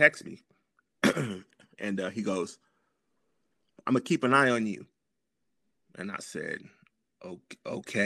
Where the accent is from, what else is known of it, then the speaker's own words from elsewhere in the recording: Los Angeles, California, United States; I'm from South Central LA, so I'm a graffiti kid.